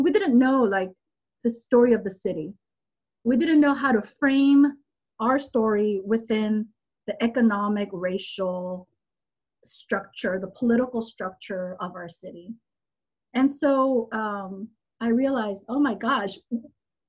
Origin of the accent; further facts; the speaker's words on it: Los Angeles, California, United States; English is a second language; also born or lived in Korea; I'm from Los Angeles. I was in college when the 92 LA riot broke out